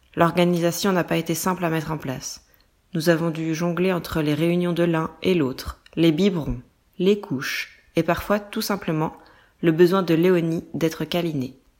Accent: France; also born or lived in small village near Nantes, western France; Je suis française

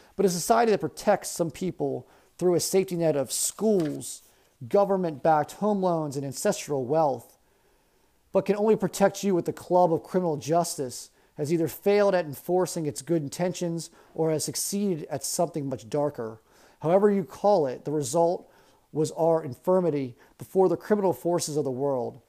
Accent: Baltimore County, Maryland, United States; growing up in Baltimore County

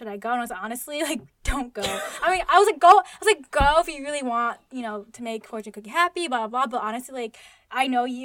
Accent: United States; I grew up in America

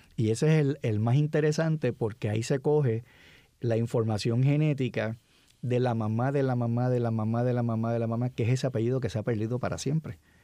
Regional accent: San Juan, Puerto Rico; Yo me crié en la, en la década del 60, muchachito, y todos los muchachos que, que se criaron conmigo en Cupey

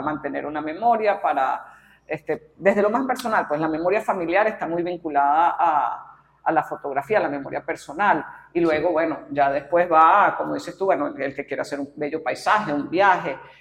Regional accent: Caracas, Capital District, Venezuela; yo me considero pues caraqueña, venezolana, tengo sentido de arraigo

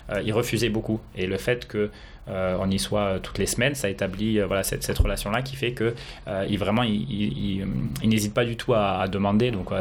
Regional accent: France; now in Tokyo, Japan; je suis français

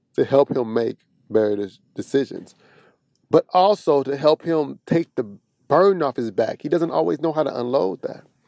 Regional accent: Kansas City, Missouri, United States; But I'm from the Midwest, right off the Bible Belt, Missouri, Kansas City.

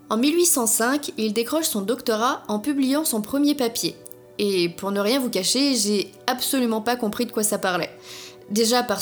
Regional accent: Germany; accent: German; French is a second language; Oh et désolé pour mon accent allemand.

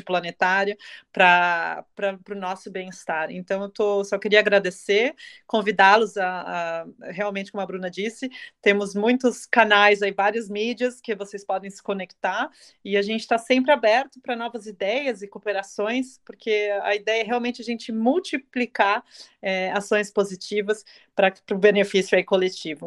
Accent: Brazil; now in Germany; eu, sendo brasileira, apesar de estou morando na Alemanha no momento

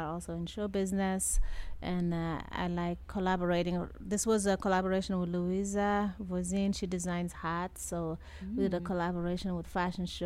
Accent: Dakar, Senegal; moved away as an adult; now in Las Vegas, United States; I come from Senegal, West Africa, mm-hmm. Dakar

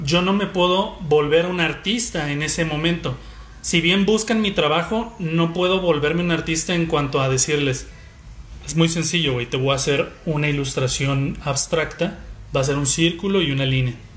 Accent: Guadalajara, Jalisco, Mexico; Soy comunicólogo, soy tapatío

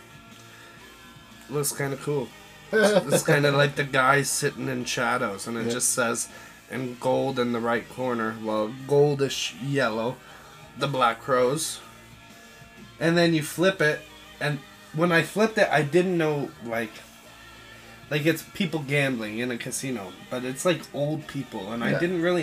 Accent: Ontario, Canada; moved away; moved back to Ontario, to my hometown for a few months

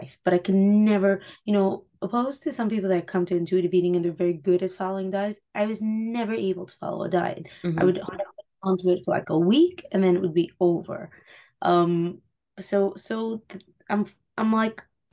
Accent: Muncie, Indiana, United States; I grew up in Muncie. I live in Muncie now after getting married, moving to the city, and then moving back.

